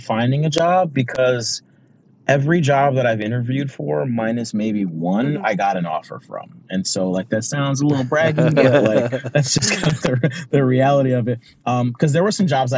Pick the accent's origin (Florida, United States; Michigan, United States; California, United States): Michigan, United States; Pontiac; moved away as an adult; I grew up in Pontiac, Michigan, which for those of you that don't know, it's a suburb of Detroit